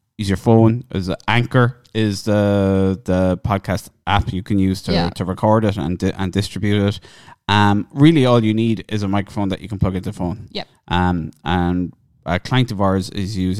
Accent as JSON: {"language": "English", "town": "Cork", "region": "Munster", "country": "Ireland", "accent": "Cork", "said": "my Cork accent"}